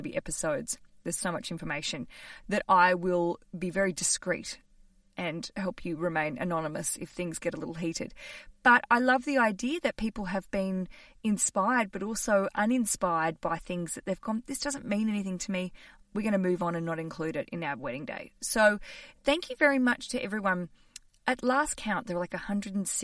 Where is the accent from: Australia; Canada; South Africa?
Australia; now in London, United Kingdom; I'm an Australian living in London